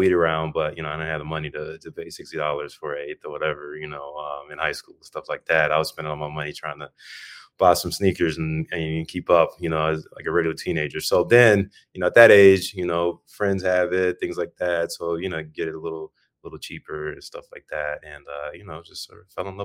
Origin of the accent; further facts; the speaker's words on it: Birmingham, Alabama, United States; now in Chicago, United States; I was born in Birmingham, Alabama